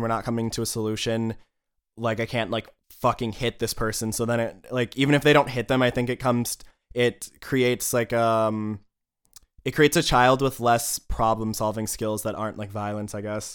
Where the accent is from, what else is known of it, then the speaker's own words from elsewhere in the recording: United States; moved away; as an American